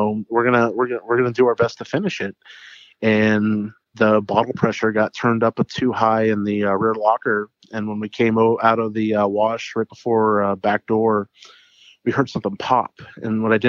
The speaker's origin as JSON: {"language": "English", "region": "Ohio", "country": "United States", "tie": "born or raised there", "also_born_or_lived": "Alliance, Nebraska / Boston, Massachusetts", "said": "the town that I grew up here in Ohio"}